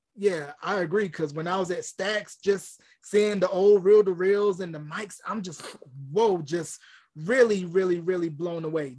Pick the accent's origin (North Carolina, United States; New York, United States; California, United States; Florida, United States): North Carolina, United States; now in New Mexico, United States; me growing up in North Carolina